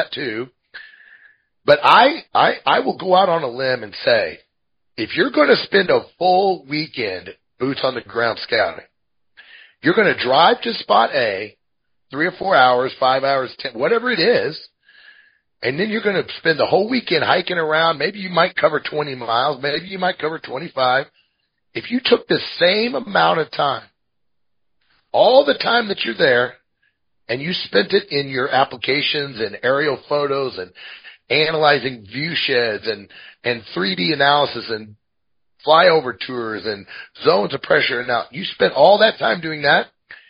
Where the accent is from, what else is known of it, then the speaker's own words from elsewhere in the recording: Midwest, United States; now in Montana, United States; I'm from the Midwest.